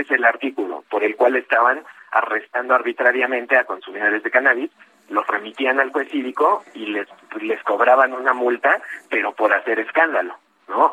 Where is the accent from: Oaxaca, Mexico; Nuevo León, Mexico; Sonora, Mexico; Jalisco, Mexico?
Oaxaca, Mexico; now in Mexico City, Mexico; yo nací en Oaxaca